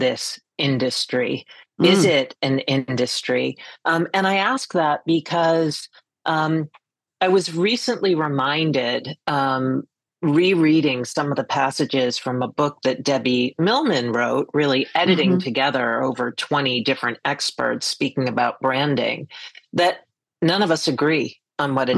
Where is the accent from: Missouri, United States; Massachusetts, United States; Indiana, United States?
Massachusetts, United States; Boston; moved away as an adult; also born or lived in New York; now in Greenport, United States; I was born in New York, grew up in the Boston area, and in 1996 got recruited by Ogilvy and Mather to come to New York